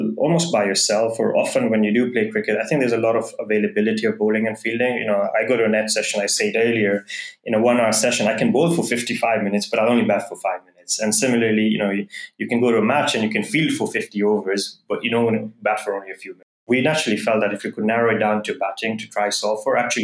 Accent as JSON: {"language": "English", "country": "Kenya", "tie": "born or raised there", "moved": "as an adult", "lives_now": "West Coast, United States", "said": "I was born and brought up in Kenya. I spent, you know, better part of my, well, until I was 19 in Kenya"}